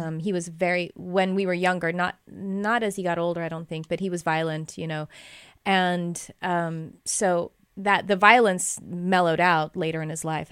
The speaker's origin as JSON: {"language": "English", "region": "Texas", "country": "United States", "said": "we're from Texas"}